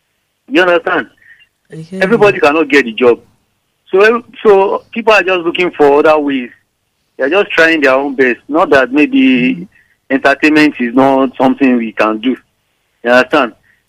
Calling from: Alimosho, Lagos, Nigeria; I'm calling from Alimosho.

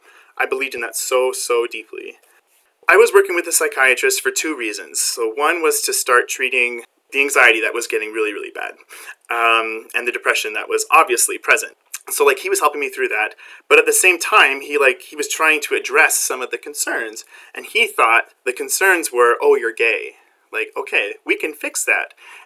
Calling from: Barrie, Ontario, Canada; I am coming from Barrie, Ontario, Canada, which is just north of Toronto.

